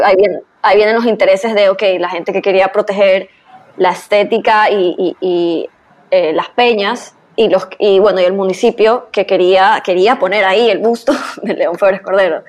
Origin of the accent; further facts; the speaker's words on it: Guayaquil, Guayas, Ecuador; como guayaquileña